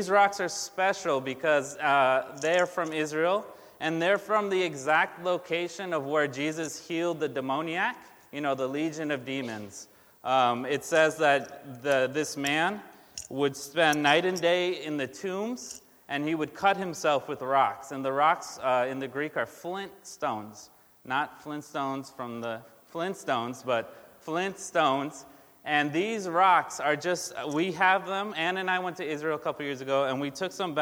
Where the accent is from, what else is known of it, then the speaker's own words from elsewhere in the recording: Brazil; now in United States; I am from Brazil. I was born in Brazil.